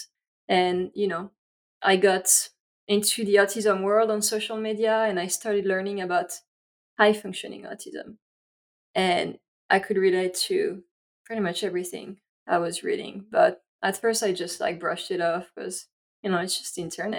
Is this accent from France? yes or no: yes; France; English is a second language; moved away as an adult; now in United States; I grew up in France, and here is my accent.